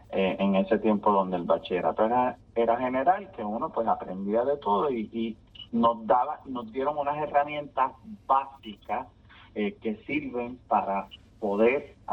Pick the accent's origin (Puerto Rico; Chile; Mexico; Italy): Puerto Rico; Bayamón; yo soy nacido y criado en Bayamón, pero mi familia materna es de Comerío, mi familia paterna es de Corozal, o sea que tengo el campo dentro de la avena de la ciudad así que soy campo y ciudad en una misma persona